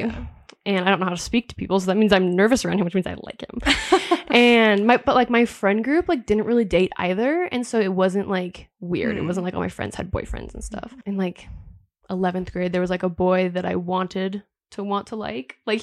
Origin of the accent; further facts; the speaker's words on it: Washington near Seattle, United States; I was raised in Washington near Seattle, so very liberal area.